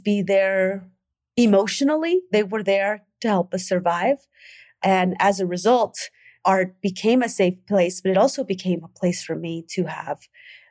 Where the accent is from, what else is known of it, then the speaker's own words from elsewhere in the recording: Oakland, California, United States; I grew up in the 80s during the era of the war on drugs in Oakland.